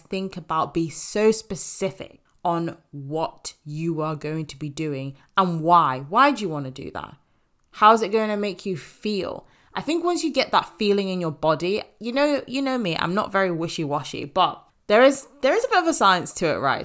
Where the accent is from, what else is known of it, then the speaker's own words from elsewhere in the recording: Zimbabwe; moved away; I want to go back to my home country, back to Zimbabwe